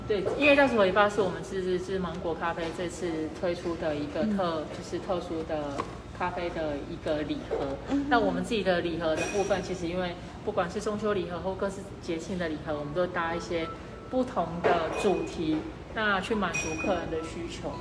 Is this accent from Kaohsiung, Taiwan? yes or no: yes; Kaohsiung, Taiwan; also born or lived in Yunlin; 我自己本身是高雄人，然后我也是在高雄念书，然后我老公他们其实也是从，从小都是生活在高雄